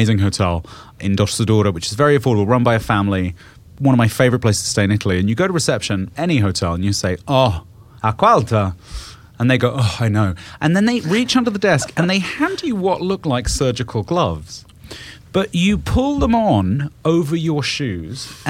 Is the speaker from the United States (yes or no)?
no; United Kingdom; moved away; growing up in Britain, which is not snowy or as cold as Canada